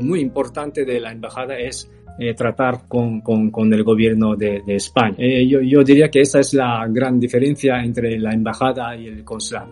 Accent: Kyoto, Japan; Spanish is a second language; moved away as an adult; also born or lived in Tokyo / Zaragoza, Spain / Uruguay / Chile; now in Barcelona, Spain; yo crecí en Kioto, nací en Tokio y crecí en Kioto

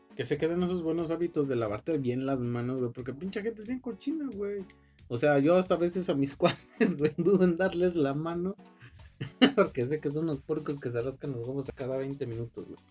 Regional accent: Mexico; aquí en México

